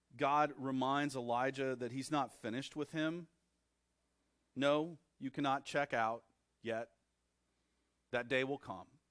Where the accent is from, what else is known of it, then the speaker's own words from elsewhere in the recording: Texas, United States; I was born in Texas